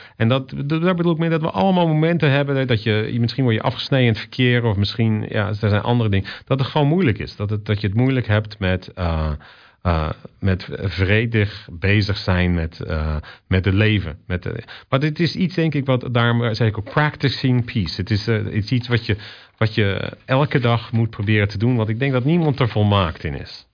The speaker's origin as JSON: {"language": "Dutch", "region": "Zeeland", "country": "Netherlands", "tie": "born or raised there", "also_born_or_lived": "Rotterdam / Australia", "moved": "yes", "lives_now": "Vancouver, Canada", "said": "in het dorp waar ik opgroeide, in Zeeland"}